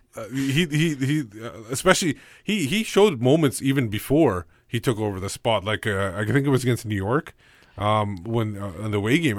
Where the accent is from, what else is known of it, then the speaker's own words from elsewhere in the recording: Canada; When I go to India, I'm still Canadian